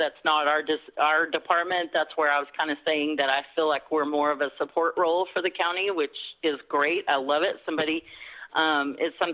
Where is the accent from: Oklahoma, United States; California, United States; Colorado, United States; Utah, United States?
Oklahoma, United States; Rush Springs; I'm from Rush Springs. That's where I graduated and went to high school